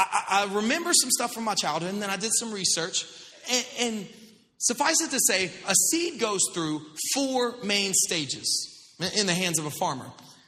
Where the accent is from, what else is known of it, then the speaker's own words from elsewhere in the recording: Florida, United States; I grew up in the South, like not South Florida. I mean, the real South, like Northwest Florida, like on up there.